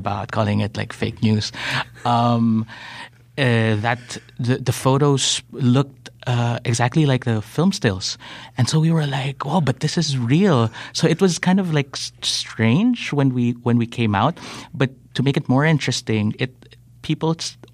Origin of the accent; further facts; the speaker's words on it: Philippines; me as a Filipino